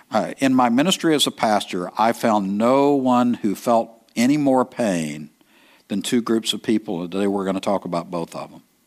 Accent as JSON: {"language": "English", "region": "East Texas", "country": "United States", "said": "I'm from East Texas"}